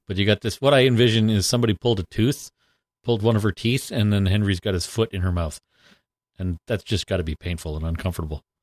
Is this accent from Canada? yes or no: yes; Canada; we're from Canada